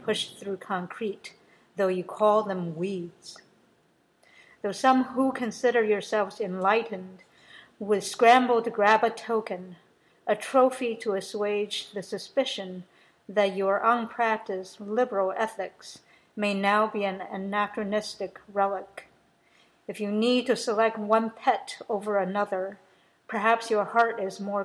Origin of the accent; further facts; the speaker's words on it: United States; I'm American